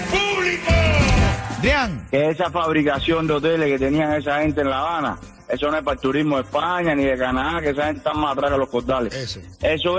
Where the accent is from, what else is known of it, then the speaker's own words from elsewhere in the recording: Venezuela; now in Miami, United States; yo como venezolano, mis hermanos como cubanos